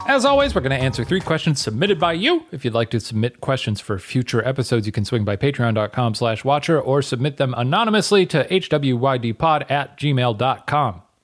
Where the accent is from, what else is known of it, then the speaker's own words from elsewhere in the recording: United States; as an American